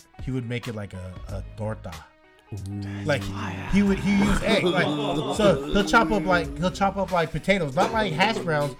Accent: Bay Area, California, United States; as far as us being born and raised Bay Areans

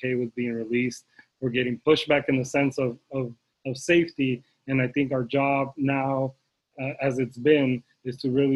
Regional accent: Arizona, United States; I grew up undocumented in Arizona

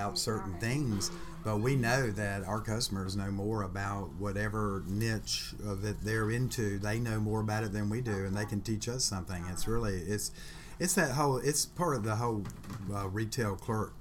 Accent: Vestavia Hills, Alabama, United States; now in Birmingham, United States; I grew up in Vestavia

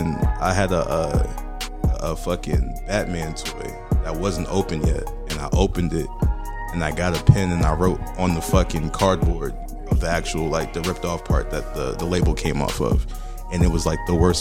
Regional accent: Boston, Massachusetts, United States; I'm originally from Boston, Massachusetts.

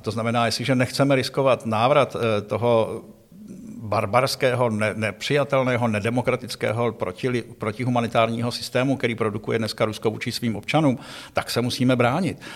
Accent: Pardubice, Pardubice Region, Czechia; also born or lived in Prague / Hradec Králové / Yugoslavia / Iraq; Takže já prostě už hradečákem zůstanu na do smrti, když jsem se narodil v Praze a vyrostl v Pardubicích

